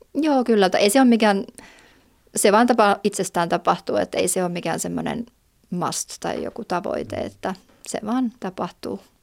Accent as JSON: {"language": "Finnish", "town": "Jyväskylä", "region": "Central Finland", "country": "Finland", "tie": "born or raised there", "moved": "as an adult", "lives_now": "Valtimo, Finland", "said": "ihan alun alkaen on Jyväskylästä, ja, mutta muutin heti lukion jälkeen sieltä pois"}